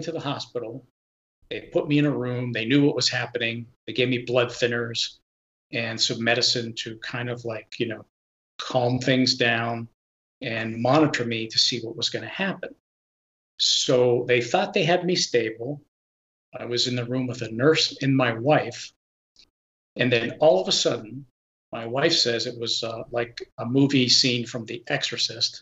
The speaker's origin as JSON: {"language": "English", "town": "Pittsburgh", "region": "Pennsylvania", "country": "United States", "moved": "yes", "said": "I'm originally from the Pittsburgh area"}